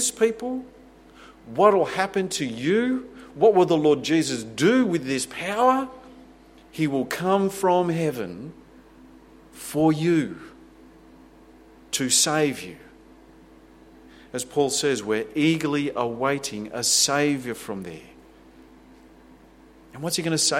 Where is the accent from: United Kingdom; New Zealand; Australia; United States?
Australia; we love our freedoms and our wealth and our security. We take great pride in what our nation is